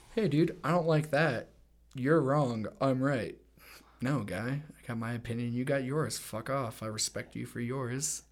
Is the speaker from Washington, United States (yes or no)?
no; Littleton, Colorado, United States; also born or lived in Los Angeles; I was born here in Littleton, Colorado. Um, grew up here